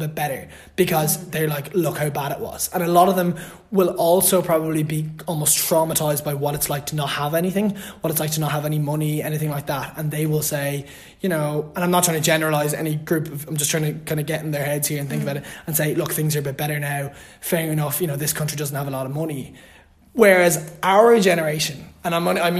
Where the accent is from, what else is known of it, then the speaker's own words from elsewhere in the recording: Louth, Leinster, Ireland; I'm originally from Louth